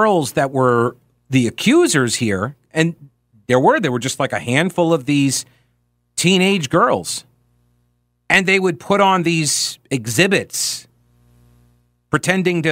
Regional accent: Long Island, New York, United States; growing up on Long Island

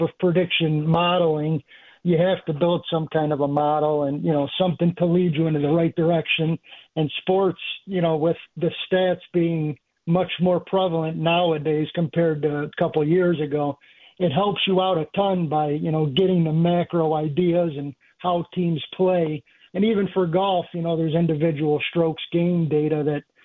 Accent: Chicago, Illinois, United States; I grew up in Chicago, South Side

